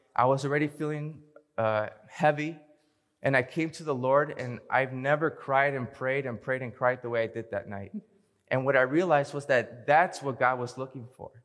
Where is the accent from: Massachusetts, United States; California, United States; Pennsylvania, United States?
California, United States; Hayward; also born or lived in Fremont, California; Even though I was born in Fremont, I grew up in the heart of the Bay, a town called Hayward